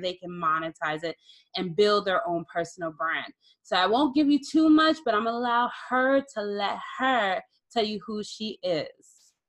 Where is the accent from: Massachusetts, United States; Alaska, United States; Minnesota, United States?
Minnesota, United States; I'm from Minnesota.